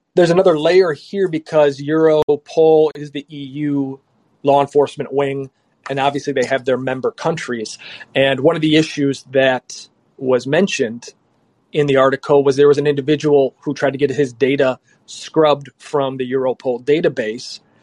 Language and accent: English; United States; we're from the U.S.